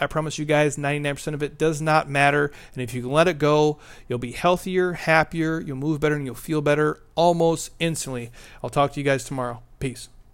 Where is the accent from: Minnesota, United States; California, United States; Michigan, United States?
Minnesota, United States; I'm from Minnesota